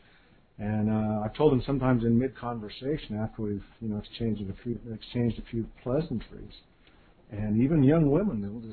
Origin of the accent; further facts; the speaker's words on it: United States; I'm from the United States